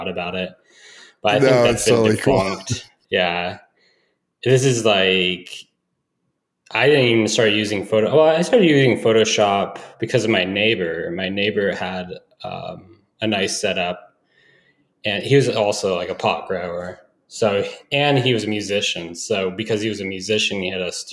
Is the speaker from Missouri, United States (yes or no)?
no; Emerald Triangle, Northern California, United States; originally from Northern California, I'm kind of grew up in the Emerald Triangle area